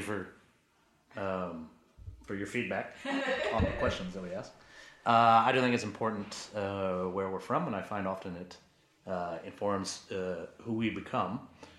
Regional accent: Maine, United States; now in Washington, United States; My first instinct is to say Maine, because

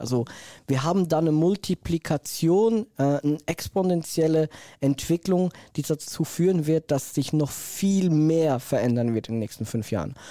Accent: Switzerland; ich komme ja aus der Schweiz

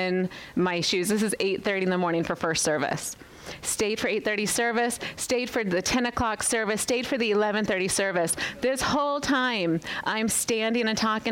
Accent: Las Vegas, Nevada, United States; moved away as an adult; I was born and raised in Las Vegas, Nevada, lived there for 36 years

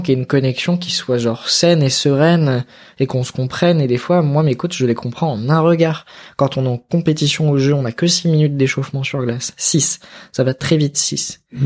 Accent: Grenoble, Auvergne-Rhône-Alpes, France; moved away; Je suis originaire de là-bas. J'ai grandi à Grenoble

